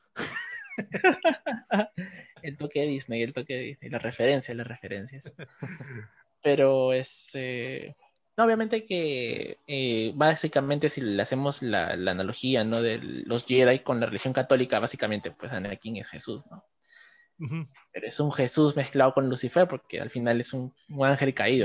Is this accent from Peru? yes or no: yes; Peru; nosotros hablamos acá desde Perú